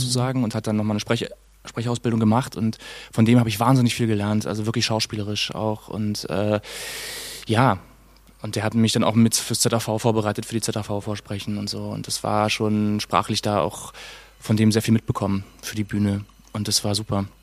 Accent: Berlin, Germany; Ich bin in Friedrichshain geboren und in Treptow aufgewachsen.

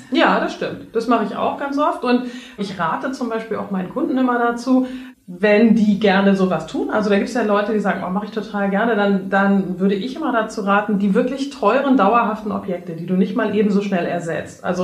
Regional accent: Netherlands; German is a second language; ich bin ja Holländer, ne? Und wir hatten, als ich aufgewachsen

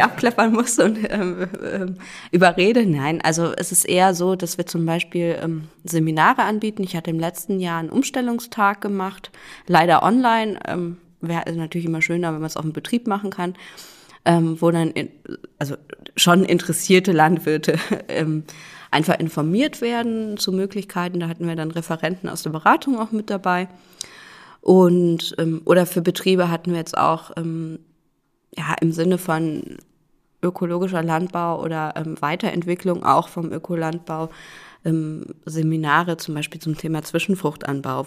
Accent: Cologne, North Rhine-Westphalia, Germany; moved away as an adult; also born or lived in Rostock / Kiel; now in Rhön, Germany; geboren bin ich in Köln, also eigentlich eine Großstadtpflanze ursprünglich.

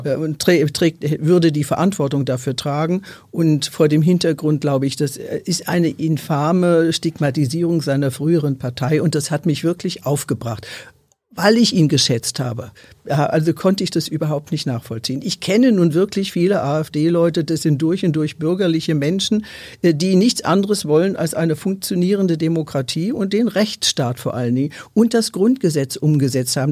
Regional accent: Germany; uns als Deutsche

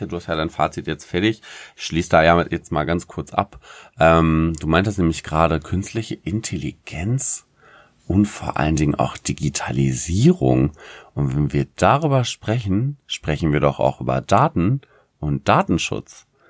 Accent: Germany

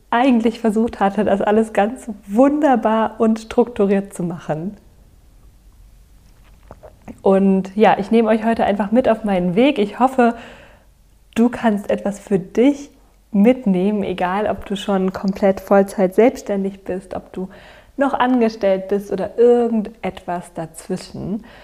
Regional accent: Berlin, Germany; also born or lived in Cologne; also ich habe in Köln studiert, ich bin wieder zurück nach Berlin gegangen in meine Mutterstadt, in meiner Heimat

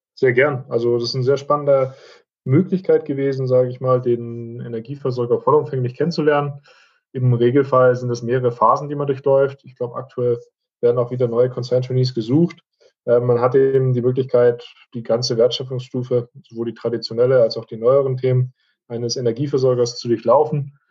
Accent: Esslingen am Neckar, Baden-Württemberg, Germany; stamme gebürtig aus Essling am Neckar, 16 Kilometer von der Stadt Stuttgart entfernt

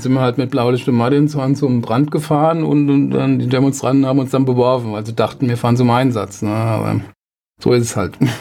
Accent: Wiesbaden, Hesse, Germany; also born or lived in Mainz-Mombach, Mainz, Rhineland-Palatinate; Groß geworden bin ich im Mainz-Kostheim

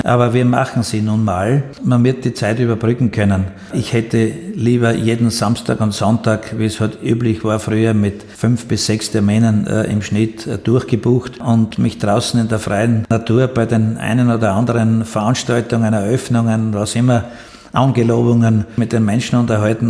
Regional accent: Austria; bei uns in Österreich

